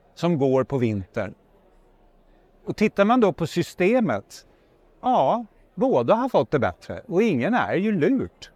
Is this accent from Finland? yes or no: yes; Finland; jag är från Finland